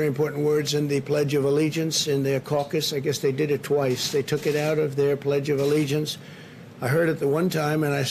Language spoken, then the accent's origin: English; New York City, New York, United States; moved away as an adult; now in Washington, D.C., United States; I come from New York